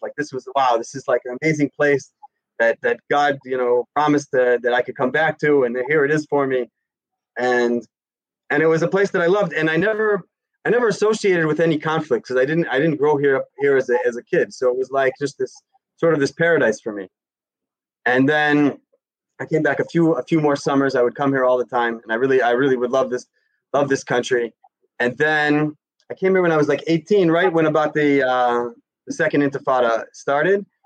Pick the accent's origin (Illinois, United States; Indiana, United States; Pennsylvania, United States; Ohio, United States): Illinois, United States; Chicago; now in Jerusalem, Israel; I grew up in in Chicago in America